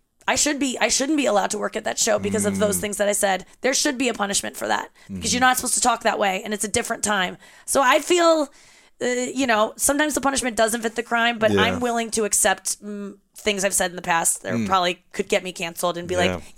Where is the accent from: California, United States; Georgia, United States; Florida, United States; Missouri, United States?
Missouri, United States; St. Louis; I was raised in St. Louis.